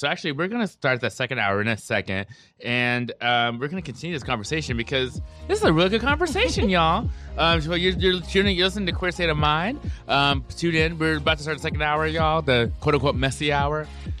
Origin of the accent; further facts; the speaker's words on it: Arizona, United States; moved away; also born or lived in Virginia; originally from Arizona, but I got my license in Virginia.